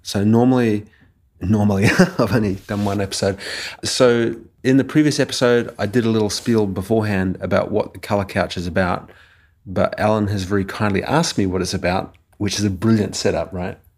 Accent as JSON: {"language": "English", "region": "Auckland", "country": "New Zealand", "tie": "born or raised there", "moved": "yes", "said": "I grew up in Auckland"}